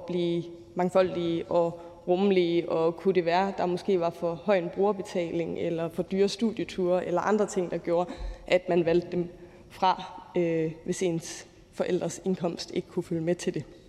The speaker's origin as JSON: {"language": "Danish", "town": "Aarhus", "region": "Central Denmark Region", "country": "Denmark", "said": "Nu er jeg selv fra Aarhus"}